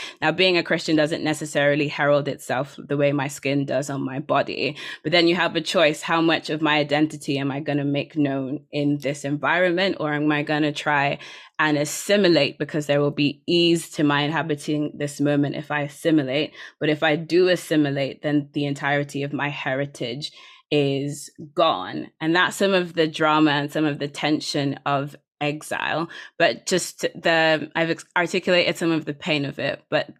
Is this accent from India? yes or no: no; Nigeria; my being Nigerian has always been mediated to me by the surrounding cultural context. And so for me to physically be in Nigeria is in some ways a different form of being Nigerian than the one I grew up in.